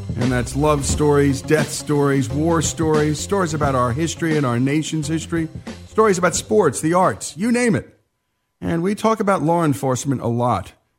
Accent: New Jersey, United States; this Jersey boy

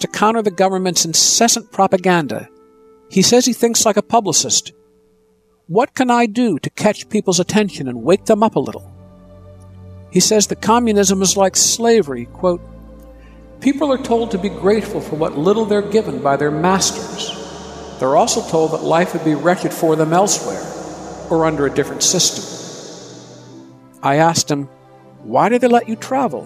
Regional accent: Ann Arbor, Michigan, United States; growing up in Ann Arbor, Michigan

